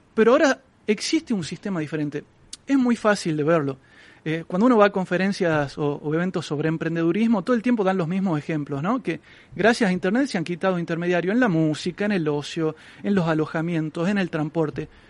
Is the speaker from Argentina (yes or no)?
yes; Argentina; yo vengo de Argentina donde tenemos una inflación muy alta